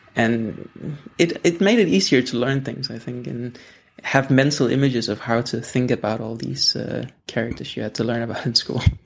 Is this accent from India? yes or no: no; Denmark; English is a second language; I'm from Denmark